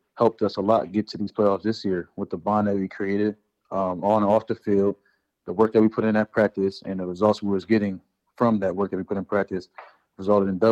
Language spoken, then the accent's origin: English; New Jersey, United States; moved away as an adult; now in Green Bay, United States; I'm from Jersey